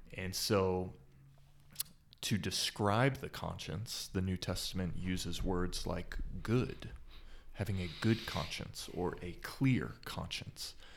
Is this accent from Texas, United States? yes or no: yes; Dallas, Texas, United States; moved away as an adult; also born or lived in Gettysburg, Pennsylvania; now in Fort Collins, United States; I grew up in the Dallas area, which is maybe considered the Bible Belt.